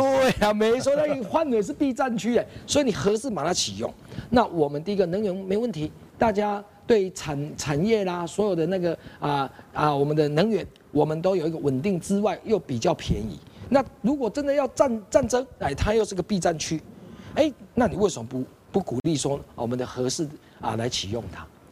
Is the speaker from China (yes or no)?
no; Taiwan; 我们台湾人最基本的一个知识